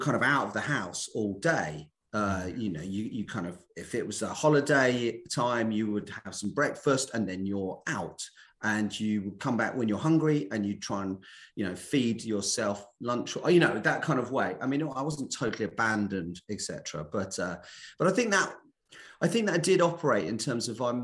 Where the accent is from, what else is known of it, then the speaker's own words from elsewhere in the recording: London, United Kingdom; moved away; also born or lived in Essex; I was brought up in West London. So I'm very much a Londoner at heart or something. So I grew up in West Ealing